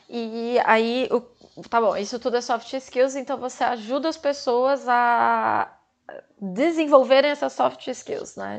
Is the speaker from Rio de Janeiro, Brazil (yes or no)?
no; São Paulo, Brazil; Eu sou de São Paulo